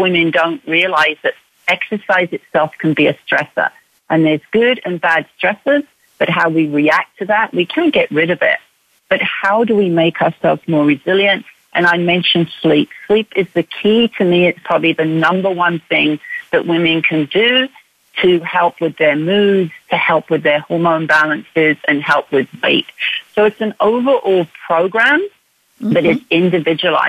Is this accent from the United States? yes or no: no; United Kingdom; now in Canada; But I am British. Yes, I'm from the UK.